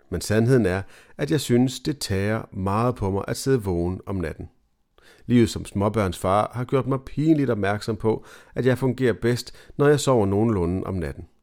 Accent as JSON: {"language": "Danish", "town": "Copenhagen", "region": "Capital Region of Denmark", "country": "Denmark", "said": "jeg er tilflytter fra København, har en norsk kone og har små børn derhjemme."}